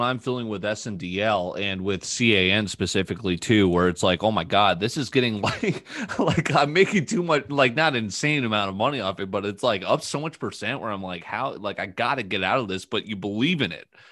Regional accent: New Canaan, Connecticut, United States; I was born in New Canaan

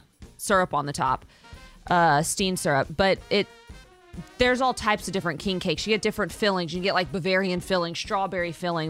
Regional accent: Abbeville, Louisiana, United States; moved away; also born or lived in Erath, Louisiana; We're from Abbeville and Erath.

